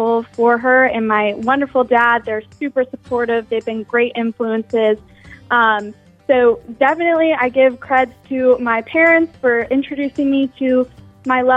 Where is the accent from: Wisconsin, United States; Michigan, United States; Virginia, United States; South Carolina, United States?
South Carolina, United States; Charleston; staying in Charleston, pursuing music